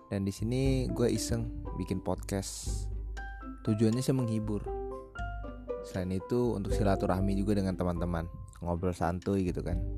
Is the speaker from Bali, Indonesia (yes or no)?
no; Lampung, Indonesia; Uh, asal gue dari Lampung. Gue kuliah di Bogor